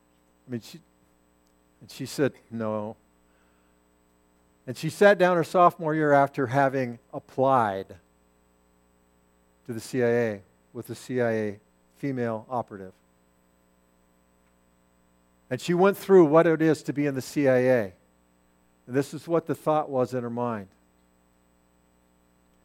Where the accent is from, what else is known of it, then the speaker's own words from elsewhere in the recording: United States; I'm an American, and I'm a Christ follower